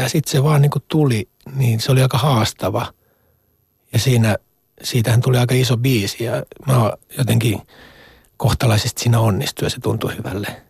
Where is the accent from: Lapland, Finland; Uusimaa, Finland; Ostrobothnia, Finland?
Ostrobothnia, Finland; moved away; mä olen niin kuin Pohjanmaan poika